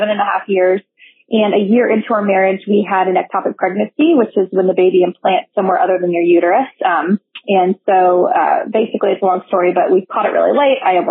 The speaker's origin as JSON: {"language": "English", "town": "Modesto", "region": "California", "country": "United States", "also_born_or_lived": "Boise, Idaho", "moved": "as an adult", "said": "I'm originally from Modesto, California"}